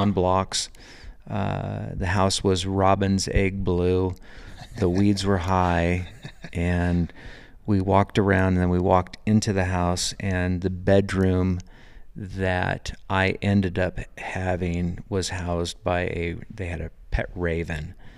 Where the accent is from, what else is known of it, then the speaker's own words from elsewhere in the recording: Sebastopol, California, United States; moved away as an adult; also born or lived in St. Helena, California; now in Belgrade, United States; growing up in Sebastopol, California